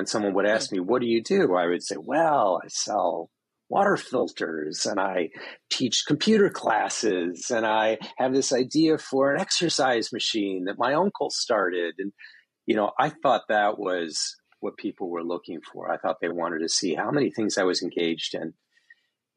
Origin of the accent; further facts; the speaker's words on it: Northern Michigan, United States; I'm from Northern Michigan, so very sort of closeted, white, small part of the world. But we lived in a resort community